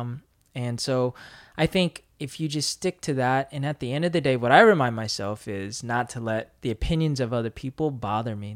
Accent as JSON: {"language": "English", "country": "United States", "tie": "born or raised there", "moved": "as an adult", "lives_now": "Korea", "said": "I grew up in the States"}